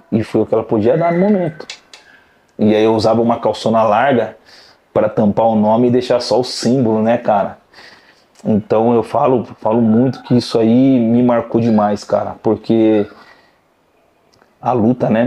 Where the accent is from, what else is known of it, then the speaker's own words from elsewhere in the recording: Salto, São Paulo, Brazil; É, prazer … sou do interior da cidade de Salto.